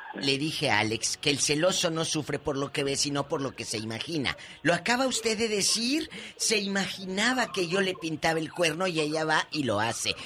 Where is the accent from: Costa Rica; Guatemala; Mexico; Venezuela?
Mexico; Matamoros, Tamaulipas; moved away; Matamoros, mi tierra, está muy tranquila y un beso a mi gente de allá de Matamoros, Tamaulipas